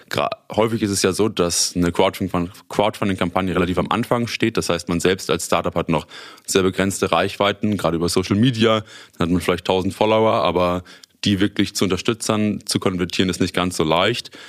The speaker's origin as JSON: {"language": "German", "town": "Münster", "region": "North Rhine-Westphalia", "country": "Germany", "tie": "born or raised there", "said": "ich bin 27 Jahre alt, komme gebürtig aus Münster, habe hier auch damals Abitur gemacht und bin dann nach meinem Studium, nach meiner Schule nach Osnabrück für das Studium gegangen"}